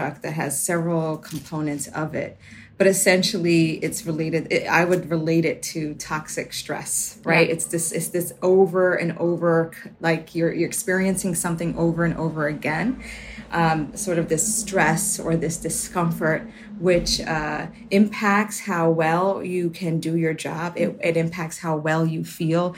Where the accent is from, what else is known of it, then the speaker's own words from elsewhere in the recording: New York City, New York, United States; as a kid growing up in the Bronx, I was often worried about my safety